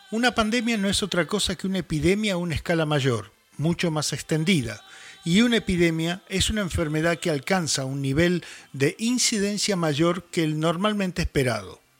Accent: Buenos Aires, Argentina; moved away; cuando era pequeño en Buenos Aires

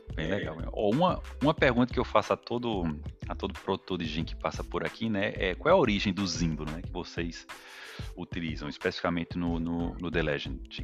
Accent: Campina Grande, Paraíba, Brazil; accent: nordestino; also born or lived in Sergipe; eu venho do nordeste. É, lá é de Arauz Lima, de Campina Grande, na Paraíba

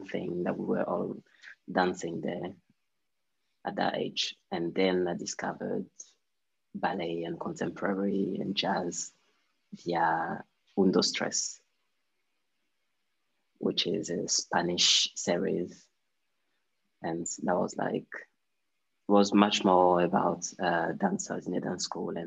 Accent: Côte d’Ivoire; I'm from Ivory Coast, and I'm 26 years old

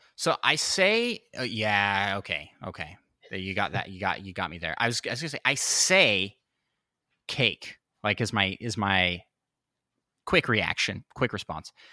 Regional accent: Washington, United States; moved away; also born or lived in Saint Louis; we grew up in Washington State, which is pretty close to Canada

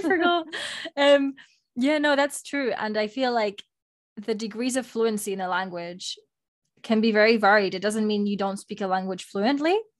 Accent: Spain; first language Spanish; English is a second language; moved away; Moni and I, we have been fortunate enough to attend a French school when we were growing up in Spain. And so, well, first of all, our first language is Spanish

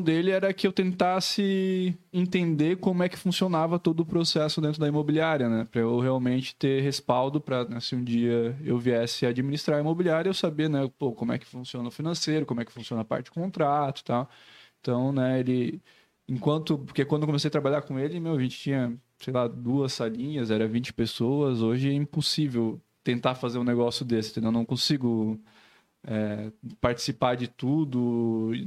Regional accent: Joinville, Santa Catarina, Brazil; A gente é né, joinvilense mesmo, somos nascidos aqui

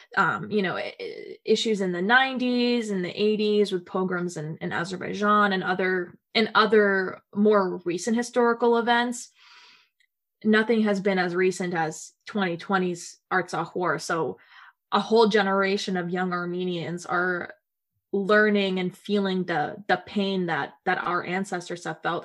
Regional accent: Nashville, Tennessee, United States; moved away as an adult; now in Washington, D.C., United States; growing up in the South in America, um, the American South

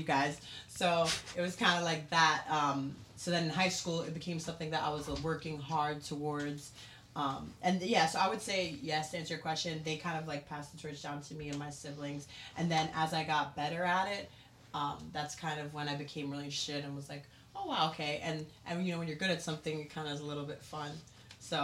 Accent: New York City, New York, United States; I grew up in Staten Island, New York.

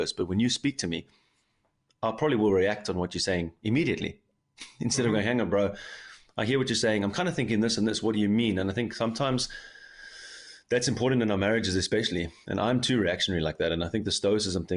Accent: Cape Town, Western Cape, South Africa; now in Germany; a South African guy from Cape Town living in Germany

